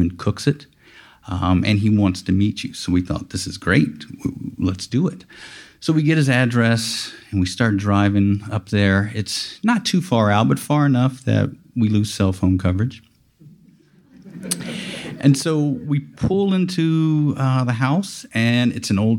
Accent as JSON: {"language": "English", "town": "Lafayette", "region": "Louisiana", "country": "United States", "said": "I'm from Lafayette, Louisiana, not too far from here"}